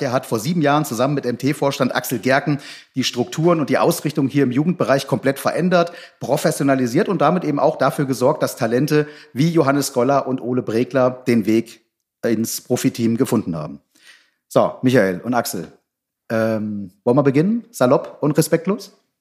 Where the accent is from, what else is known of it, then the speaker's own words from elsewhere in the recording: Northern Hesse, Germany; ich bin jetzt Nordhesse